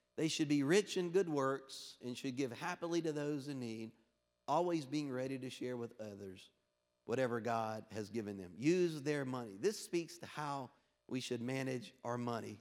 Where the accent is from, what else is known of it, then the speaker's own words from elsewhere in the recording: Louisiana, United States; moved away; I'm from Louisiana originally.